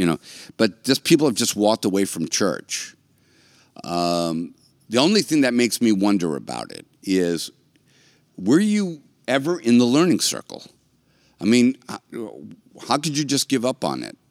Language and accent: English; United States